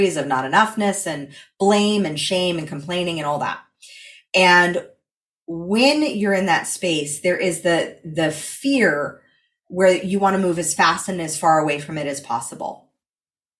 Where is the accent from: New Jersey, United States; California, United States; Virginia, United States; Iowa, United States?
California, United States; I come from California